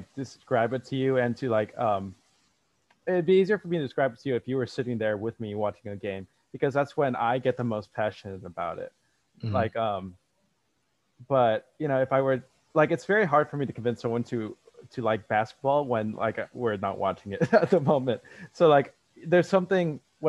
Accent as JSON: {"language": "English", "area": "Bay Area", "region": "California", "country": "United States", "also_born_or_lived": "Ohio", "moved": "as an adult", "said": "I was from the Bay Area"}